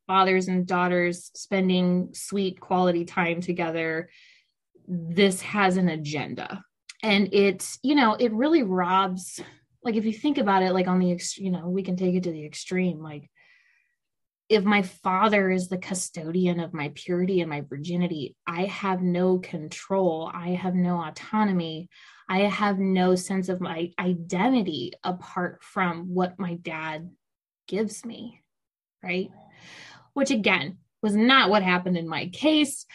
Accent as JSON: {"language": "English", "region": "South Louisiana", "country": "United States", "tie": "born or raised there", "said": "I grew up in South Louisiana, which is largely Catholic"}